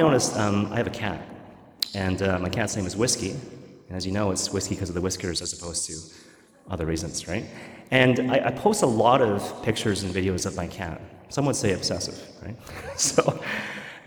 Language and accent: English; Vancouver, British Columbia, Canada; moved away; I'm from Vancouver